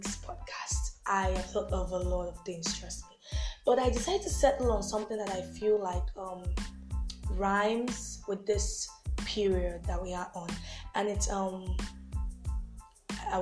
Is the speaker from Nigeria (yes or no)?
yes; Nigeria; we're Nigerians